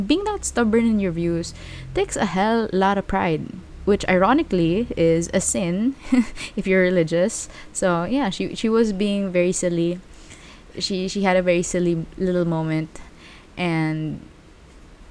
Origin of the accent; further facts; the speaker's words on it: Philippines; like every other Filipino out there, I was raised Catholic